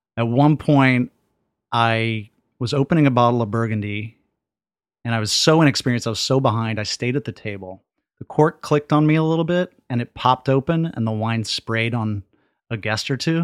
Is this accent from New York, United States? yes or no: no; Dallas, Texas, United States; I grew up in East Dallas